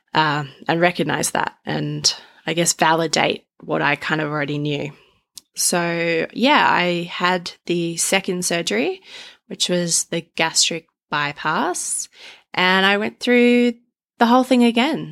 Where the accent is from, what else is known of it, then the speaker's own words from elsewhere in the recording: Australia; I'm Australian